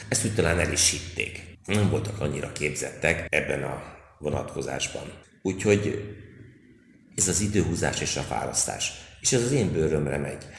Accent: Hungary; én magyar vagyok

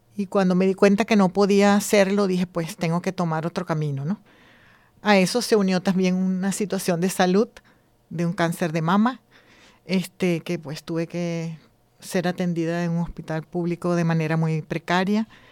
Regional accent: Venezuela; moved away as an adult; now in Spain; Soy venezolana también

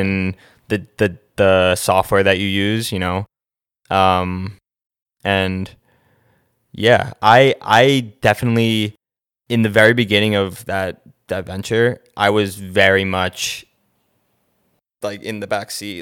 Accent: Short Hills, New Jersey, United States; I am from New Jersey. Grew up in Short Hills, New Jersey.

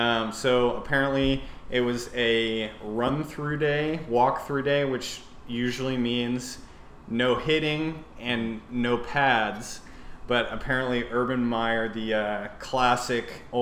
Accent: San Antonio, Texas, United States; now in Dallas, United States; We're both also from San Antonio.

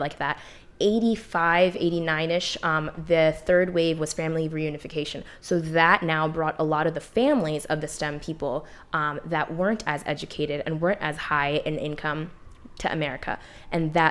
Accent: United States; also born or lived in Punjab, Pakistan; I was born in Pakistan, but I was 3 months when I came here. So identity wise, I'm second gen, because all my memories are from here

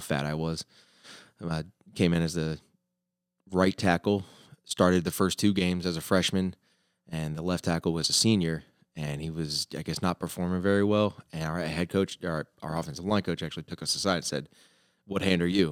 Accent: Florida, United States; moved away as an adult; also born or lived in New York City / Minnesota / Ohio / Italy; now in Springfield, United States; I'm from Florida

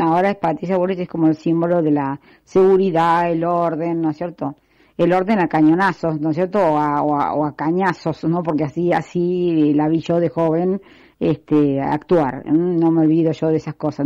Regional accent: Argentina; lo siento como argentina y lo siento porque ya estoy en una edad donde ya no me puedo ir del país

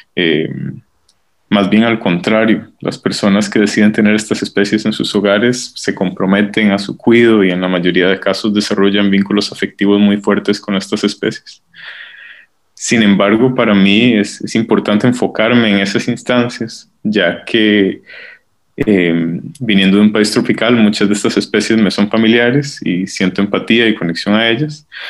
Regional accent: San Jerónimo de Moravia, San José, Costa Rica; moved away as an adult; also born or lived in Canada; now in Basel, Switzerland; Yo crecí en San Jerónimo de Moravia

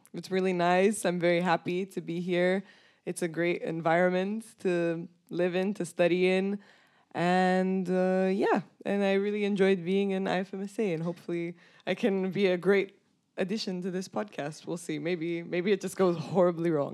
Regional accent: Bucharest, Romania; moved away as an adult; now in Groningen, Netherlands; I come from Bucharest, Romania

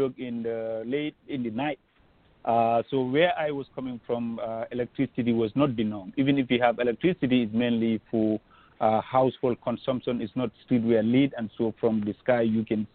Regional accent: Gambia; moved away as an adult; also born or lived in Banjul, Gambia / Central River Division, Gambia; now in Wisconsin, United States; growing up in Gambia, I grew up

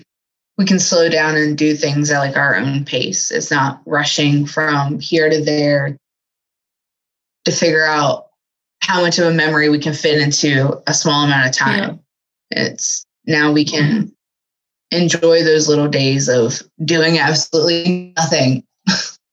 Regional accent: Virginia, United States; moved away as an adult; now in Finland; I'm from Virginia in the United States

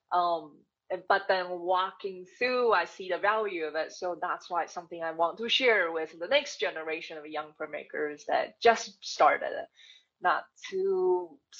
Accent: Taiwan; English is a second language; moved away as an adult; growing up in Taiwan, my family wasn't wealthy

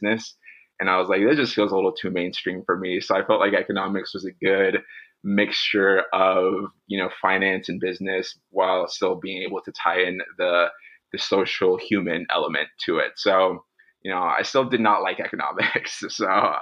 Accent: Pasadena, California, United States; I was born and raised in Pasadena, California, which is a suburb just 20 minutes northeast

